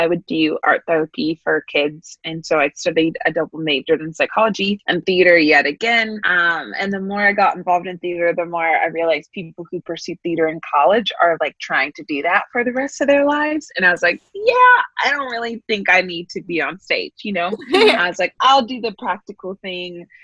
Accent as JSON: {"language": "English", "area": "San Francisco Bay Area", "region": "California", "country": "United States", "tie": "born or raised there", "moved": "as an adult", "lives_now": "Pasadena, United States", "said": "born and raised in the San Francisco Bay Area"}